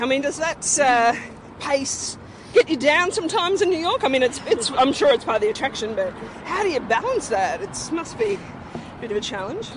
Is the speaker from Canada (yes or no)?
no; Australia; being the Aussie